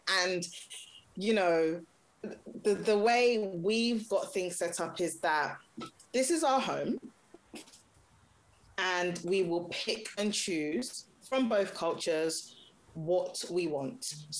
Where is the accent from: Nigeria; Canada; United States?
Nigeria; You know, again, like in our instance, I'm Nigerian, my husband's from Ghana, and we had it all planned out.